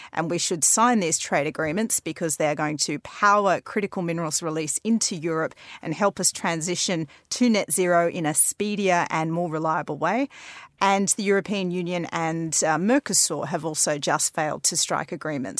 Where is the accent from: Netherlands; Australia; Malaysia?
Australia; now in London, United Kingdom; growing up in Australia